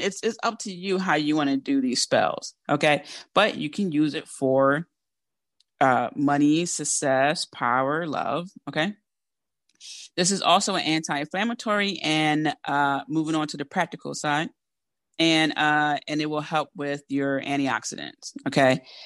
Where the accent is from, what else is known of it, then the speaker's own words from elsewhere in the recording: Philadelphia, Pennsylvania, United States; accent: Philly; Because I'm from Philly